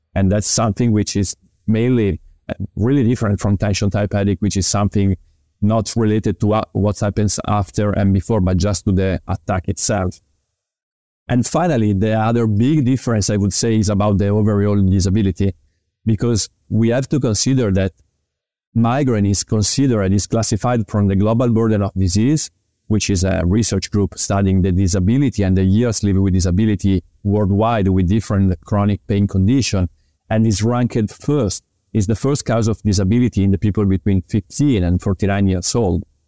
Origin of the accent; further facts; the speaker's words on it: Parma, Emilia-Romagna, Italy; English is a second language; also born or lived in Milan; I am a physical therapist born in Italy. I graduated in physical therapy in two thousand and seven in Parma University, which is actually my hometown.